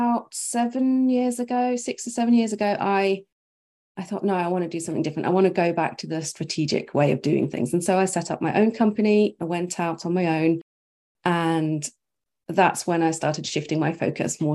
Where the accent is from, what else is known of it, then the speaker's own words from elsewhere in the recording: Norway; also born or lived in United Kingdom; So I was born and raised in Norway, but with like one foot in the UK.